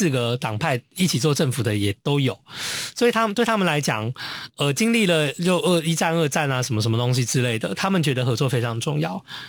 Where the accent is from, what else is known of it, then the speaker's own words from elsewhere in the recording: Hong Kong; 我觉得我们香港之后说，哦，对，伟大的祖国，对我们香港人已经就是呃呃呃 desperate 到一个点